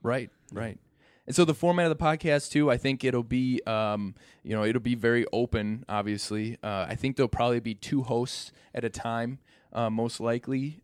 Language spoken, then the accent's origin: English; Random Lake, Wisconsin, United States; I grew up in Random Lake, as I said before, and I've kinda stuck around here